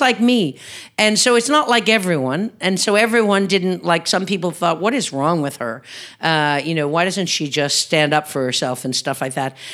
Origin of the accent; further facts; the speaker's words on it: Newfoundland and Labrador, Canada; as a Newfoundlander